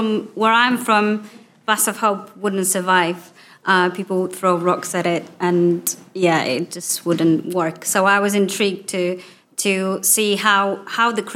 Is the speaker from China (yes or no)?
no; Poland; English is a second language; moved away as an adult; now in Newbury, United Kingdom; I'm originally from Poland